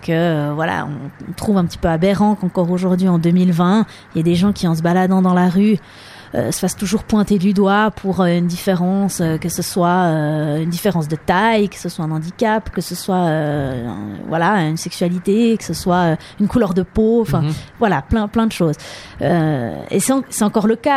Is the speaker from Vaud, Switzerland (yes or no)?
yes; Lausanne region, Vaud, Switzerland; first language French; also born or lived in New York City; je suis née ben, ici en Suisse, dans la région de Lausanne